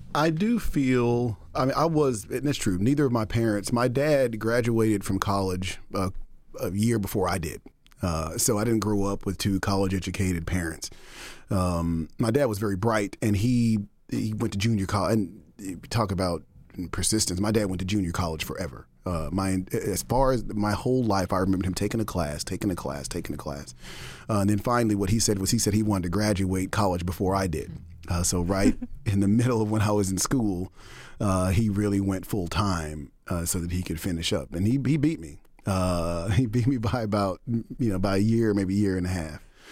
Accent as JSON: {"language": "English", "town": "Dallas", "region": "Texas", "country": "United States", "tie": "born or raised there", "also_born_or_lived": "Denton, Texas / Austin, Texas", "moved": "as an adult", "lives_now": "Boston, United States", "said": "born and raised in Dallas, okay, grew up in what most people now would refer to as an underserved community."}